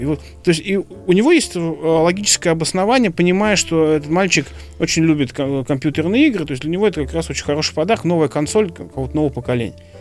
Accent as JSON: {"language": "Russian", "region": "Moscow", "country": "Russia", "said": "я москвич"}